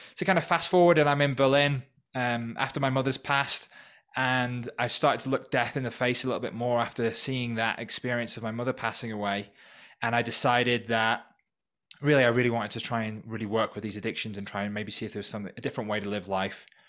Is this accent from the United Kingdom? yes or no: yes; North Wales, United Kingdom; moved away as an adult; also born or lived in Manchester; now in Peru; growing up in North Wales. I'm originally from the U K